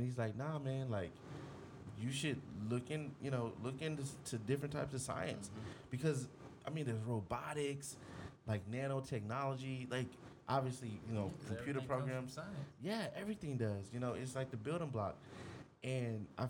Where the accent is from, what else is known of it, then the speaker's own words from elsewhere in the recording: Houston, Texas, United States; South Texas. I grew up in Houston